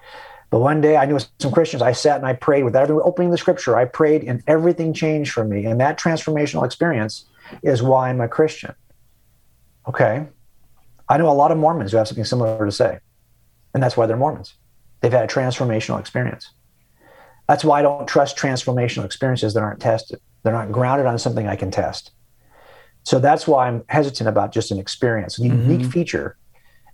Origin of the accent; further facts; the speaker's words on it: California, United States; I'm a Californian because I was born here